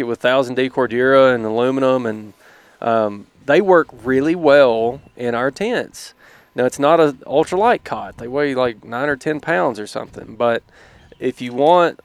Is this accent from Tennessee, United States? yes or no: yes; Tennessee, United States; I'm from Tennessee. I speak the same language